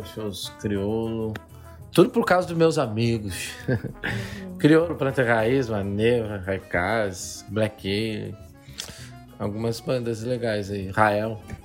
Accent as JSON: {"language": "Portuguese", "area": "Gaúcho", "region": "Rio Grande do Sul", "country": "Brazil", "said": "eu sou gaúcho"}